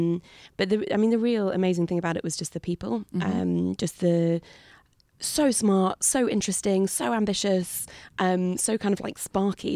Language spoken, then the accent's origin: English; New Forest, South East England, United Kingdom; I grew up in the New Forest, so on the south coast in this amazing national park.